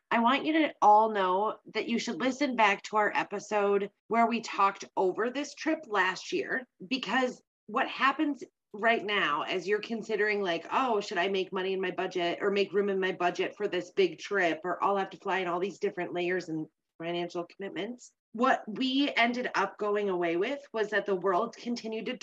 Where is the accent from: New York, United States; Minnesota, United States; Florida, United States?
Minnesota, United States; I'm the Minnesotan